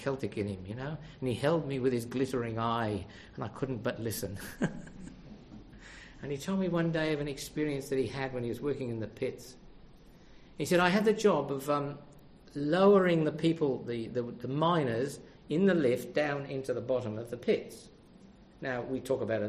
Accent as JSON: {"language": "English", "country": "Australia", "said": "I'm from Australia. I'm travelling by."}